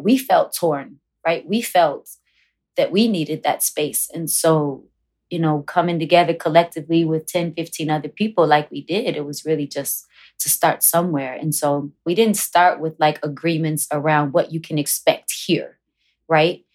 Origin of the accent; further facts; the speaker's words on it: Chicago, Illinois, United States; growing up on Wilson Avenue was no joke